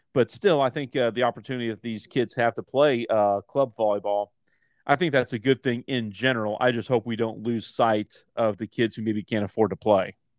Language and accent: English; Johnson County, Kansas, United States; I grew up in Johnson County